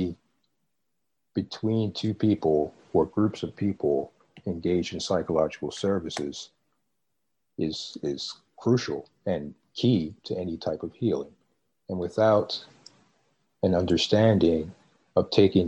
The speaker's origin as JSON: {"language": "English", "area": "Baltimore and New York City", "region": "East Coast", "country": "United States", "tie": "born or raised there", "also_born_or_lived": "Midwest", "moved": "as an adult", "said": "I grew up in Baltimore and in New York City"}